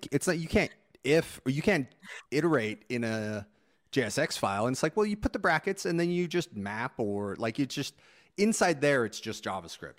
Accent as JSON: {"language": "English", "town": "Phoenix", "region": "Arizona", "country": "United States"}